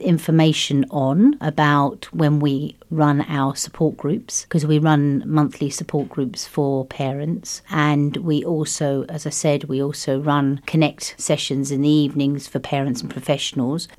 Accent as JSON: {"language": "English", "country": "United Kingdom", "also_born_or_lived": "France", "moved": "as an adult", "lives_now": "Luxembourg", "said": "I, I'm British. originally, yes, but we came via France here."}